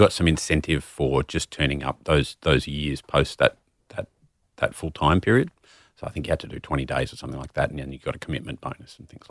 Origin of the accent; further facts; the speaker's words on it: Sydney, New South Wales, Australia; I am from Sydney originally.